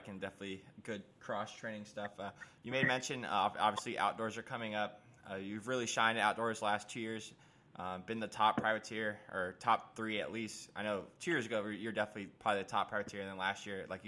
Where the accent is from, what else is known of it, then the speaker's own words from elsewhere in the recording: Florida, United States; now in Charlotte, United States; I'm from Florida originally. I'm in Charlotte now